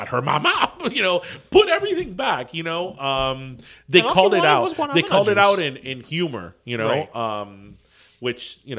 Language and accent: English; Miami, Florida, United States; The Miami from the 70s and 80s that we grew up